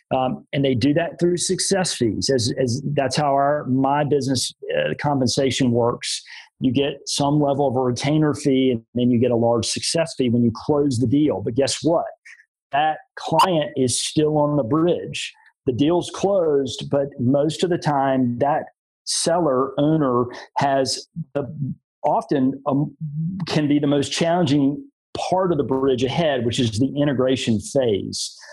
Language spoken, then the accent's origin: English; Greenville, South Carolina, United States; I moved back to my hometown of Greenville, South Carolina